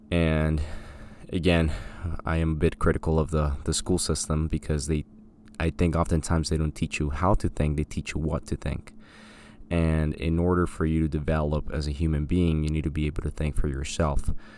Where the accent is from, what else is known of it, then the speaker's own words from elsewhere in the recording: Colombia; I grew up in Colombia. My parents were in education, funny enough